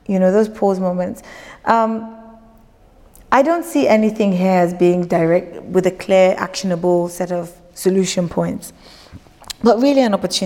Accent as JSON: {"language": "English", "region": "Lagos", "country": "Nigeria", "tie": "born or raised there", "also_born_or_lived": "United Kingdom", "moved": "yes", "said": "growing up in Lagos, leaving Lagos, practicing, being educated in the UK, practicing, then coming back home"}